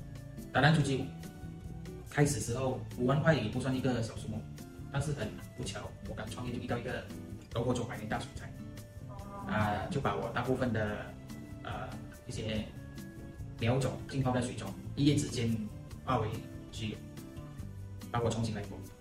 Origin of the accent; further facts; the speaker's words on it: Malaysia; 我出生在一个马祖县。马来亚尼是非常小的马来港口。其实我从小，呃，我的马来话就说得很好，甚至我的马来文不需要去花很大力气